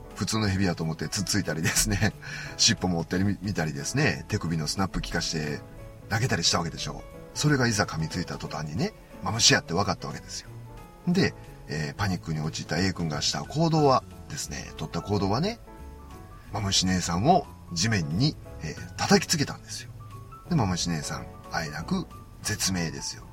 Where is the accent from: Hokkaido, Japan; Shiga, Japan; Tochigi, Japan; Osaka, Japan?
Osaka, Japan; 僕関西なんでね。僕は大阪な